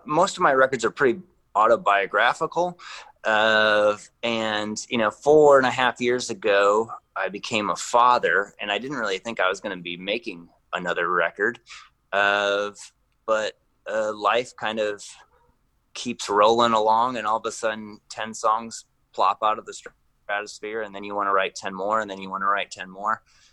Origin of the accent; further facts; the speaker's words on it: Northwest Iowa, United States; now in Central Iowa, United States; I grew up in Northwest Iowa and have been putting out music for the past 20 years